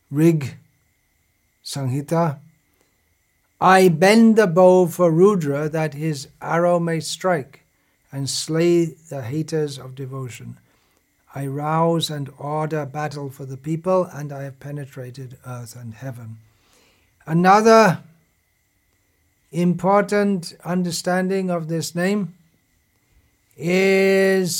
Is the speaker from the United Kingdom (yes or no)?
yes; England, United Kingdom; when I was growing up in England 60 years ago